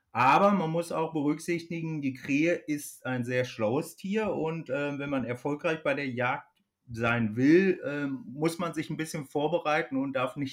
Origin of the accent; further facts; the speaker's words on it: North Rhine-Westphalia, Germany; komme gebürtig aus dem Kreis Höxter in Ostwestfalen. Ähm, vielleicht als Hintergrund, ich bin dort auf dem Hof groß geworden, unter kühlen Schweinen und viel Geflügel.